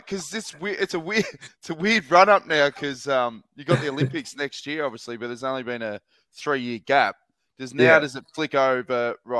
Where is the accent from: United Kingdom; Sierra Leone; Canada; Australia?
Australia; Sale, Victoria; when I grew up in Sale